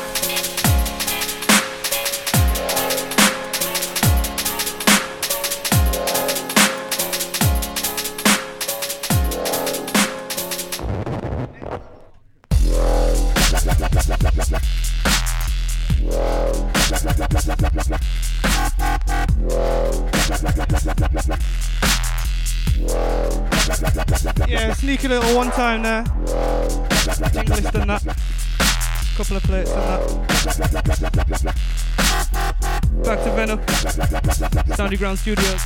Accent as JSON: {"language": "English", "town": "Huddersfield", "region": "Yorkshire and the Humber", "country": "United Kingdom", "said": "Huddersfield, mate."}